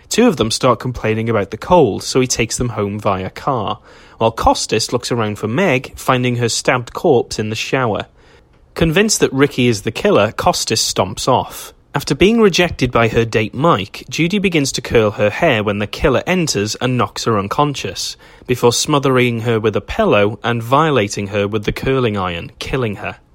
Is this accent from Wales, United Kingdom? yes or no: yes; Wales, United Kingdom; I'm a Welshman